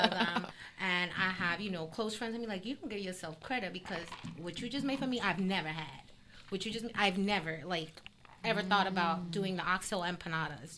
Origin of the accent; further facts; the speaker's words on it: South Florida, United States; also born or lived in Colombia; I grew up in South Florida